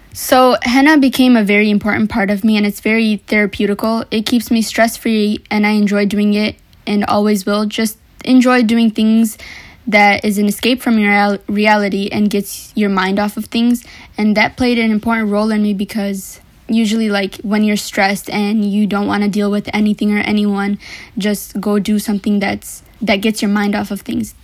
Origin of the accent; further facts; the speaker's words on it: Madison Heights, Michigan, United States; also born or lived in Detroit, Michigan / Sylhet, Bangladesh (family); I was born in Detroit, Michigan, actually, and I moved from there when I was five to Madison Heights